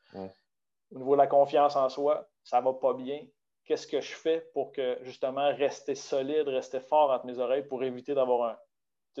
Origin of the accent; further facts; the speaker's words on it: Baie-Comeau, Quebec, Canada; moved away as an adult; also born or lived in Saguenay; je suis originaire de Bécomo